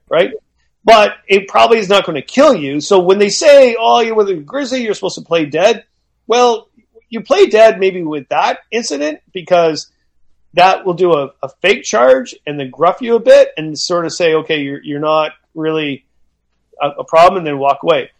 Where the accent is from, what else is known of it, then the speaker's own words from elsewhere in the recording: Canada; I'm Canadian.